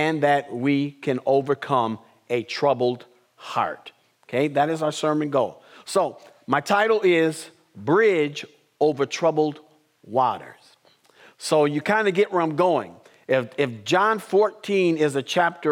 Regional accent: Madison, United States; as a kid, growing up in Madison, there were 8 people in our family

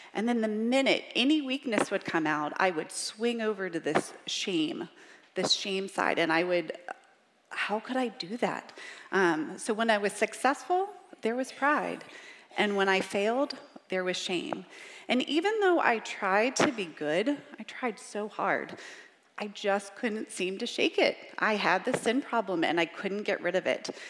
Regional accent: Richmond, Virginia, United States; I grew up in Richmond, Virginia, and I say y'all

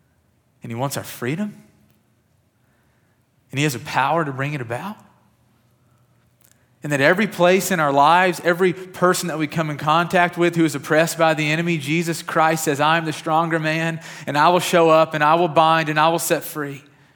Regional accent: Kentucky, United States; I grew up in West Kentucky, and it felt like we had at least a tornado a year

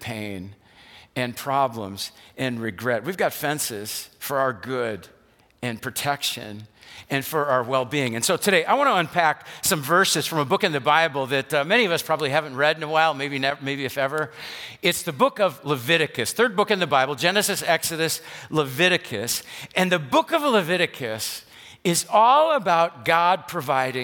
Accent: West Allis, Wisconsin, United States; I grew up in West Dallas on 76th Street, right by the Wisconsin State Fair Park

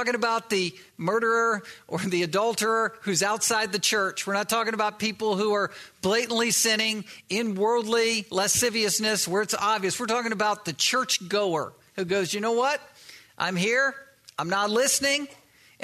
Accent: East Coast, United States; I grew up on the East Coast and used to surf waves

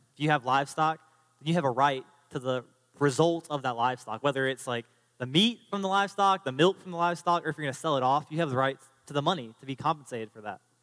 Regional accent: United States; as an American citizen

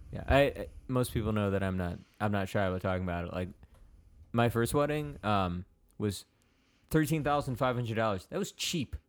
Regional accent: Palos, Illinois, United States; I grew up in Palos Altos

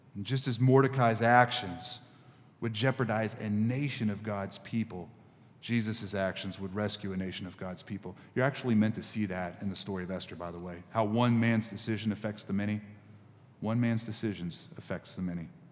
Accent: United States; as an American Christian

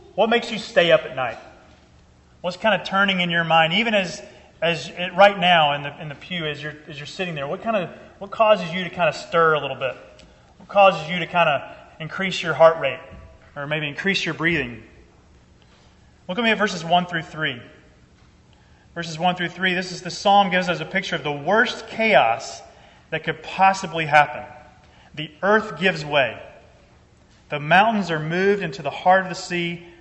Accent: Georgia, United States; I'm originally from Georgia.

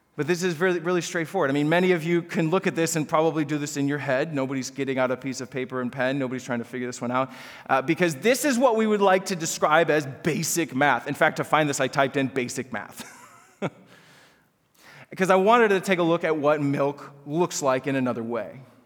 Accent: Chicago suburbs, Illinois, United States; I grew up in the Chicago suburbs

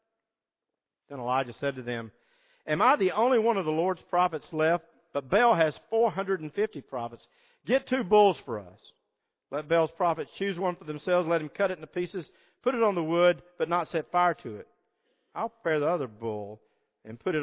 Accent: Deep South, United States; I grew up in the Deep South.

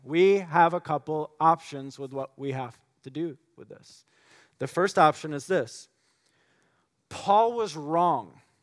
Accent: West Michigan, United States; growing up in West Michigan

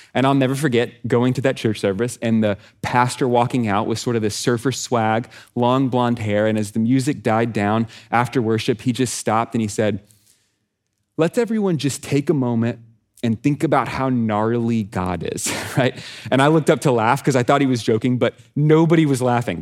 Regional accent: Texas, United States; I'm from Texas

